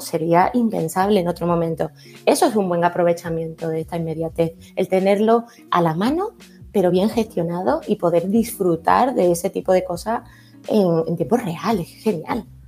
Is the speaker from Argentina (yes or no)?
no; Andalusia, Spain